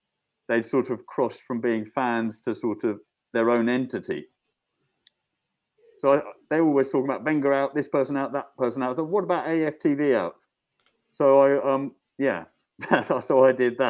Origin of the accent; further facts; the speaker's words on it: London, United Kingdom; I grew up mostly around Kentish Town